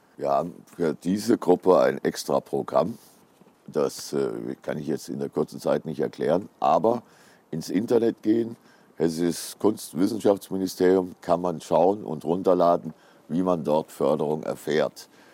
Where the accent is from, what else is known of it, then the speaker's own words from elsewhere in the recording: Giessen, Hesse, Germany; Gießen, meine Heimatstadt.